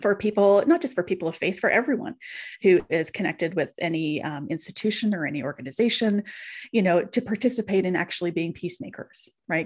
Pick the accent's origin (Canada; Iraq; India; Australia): Canada; Canadian Prairies; I'm a Canadian Prairie kid.